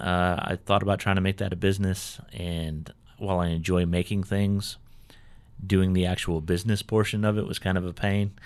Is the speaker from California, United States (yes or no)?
yes; California, United States; moved away as an adult; also born or lived in Pennsylvania / Germany / South Carolina; now in Cabarrus County, North Carolina, United States; I was born in, born and raised in California